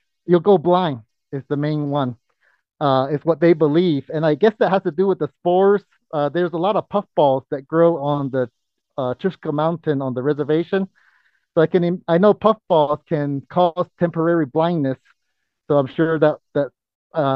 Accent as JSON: {"language": "English", "area": "Zuni reservation", "region": "New Mexico", "country": "United States", "tie": "born or raised there", "said": "I was born and raised on the Zuni reservation because my father's Zuni and my mom's Navajo"}